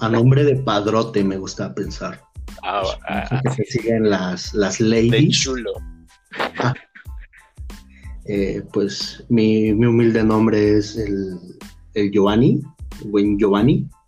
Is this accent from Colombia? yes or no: no; Chiapas, Mexico; now in Guadalajara, Mexico; Eh, soy un noble chiapaneco. En el momento está residiendo en la ciudad de Guadalajara, Jalisco.